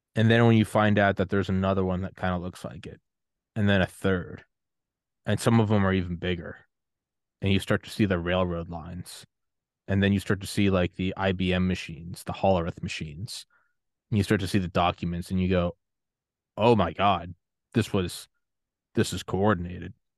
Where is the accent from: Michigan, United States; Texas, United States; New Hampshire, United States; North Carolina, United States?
New Hampshire, United States; from New Hampshire